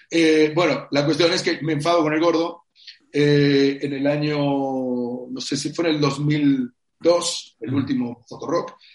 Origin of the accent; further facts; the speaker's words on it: Spain; moved away as an adult; Yo ya me fui, me fui de España en el año 2012.